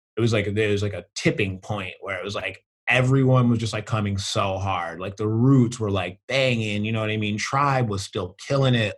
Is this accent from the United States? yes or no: yes; the Berkshires, Massachusetts, United States; also born or lived in St. Louis, Missouri / northwest Connecticut; growing up in the Berkshires, being black